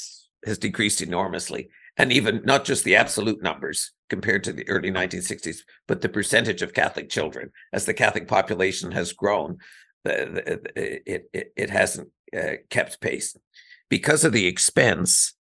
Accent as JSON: {"language": "English", "region": "Ontario", "country": "Canada", "tie": "born or raised there", "moved": "as an adult", "lives_now": "Vancouver, Canada", "said": "I grew up in Ontario, where when I was growing up, it was like, high school was not full funding"}